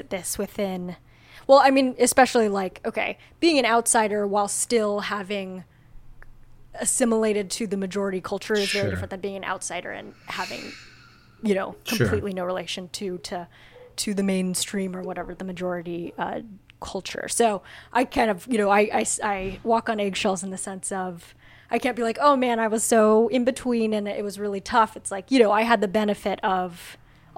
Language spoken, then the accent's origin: English; outside of Los Angeles, California, United States; I just grew up, yeah, in LA, outside